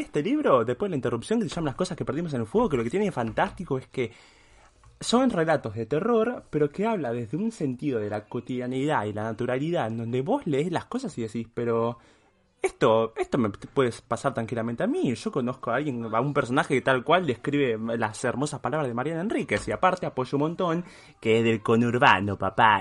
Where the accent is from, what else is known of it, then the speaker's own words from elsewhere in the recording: Uruguay; also born or lived in Switzerland; yo soy uruguayo